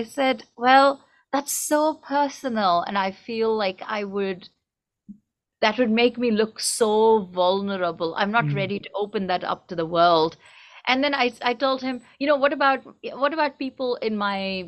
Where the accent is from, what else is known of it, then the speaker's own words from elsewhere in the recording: India; first language Tamil; English is a second language; now in United States; I grew up in India